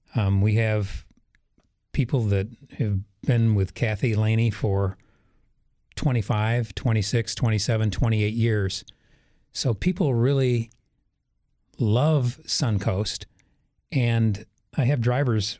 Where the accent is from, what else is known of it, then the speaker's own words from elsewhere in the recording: Wisconsin, United States; moved away as an adult; also born or lived in Chicago; now in Houston, United States; I don't tell anyone I'm from Wisconsin